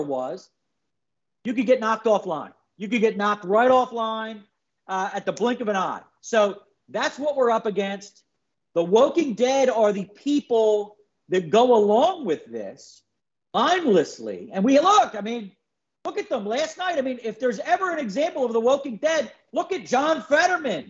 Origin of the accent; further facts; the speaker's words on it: Philadelphia, Pennsylvania, United States; moved away; I'm from Philly